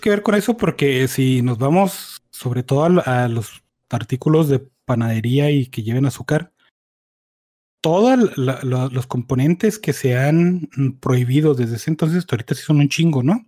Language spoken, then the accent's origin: Spanish; Mexico; porque somos mexicanos